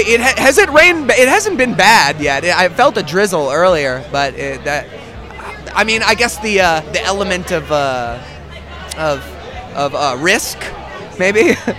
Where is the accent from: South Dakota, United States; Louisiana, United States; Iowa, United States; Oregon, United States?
Louisiana, United States; New Orleans; We're from New Orleans, Louisiana. Wonderful, wonderful, wonderful place.